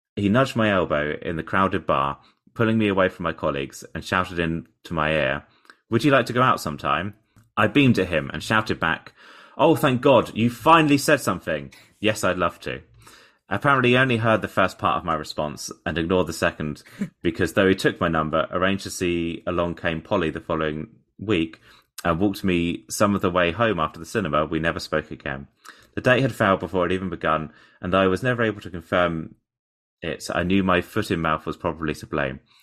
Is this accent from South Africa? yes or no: no; Portsmouth, South East England, United Kingdom; born or raised there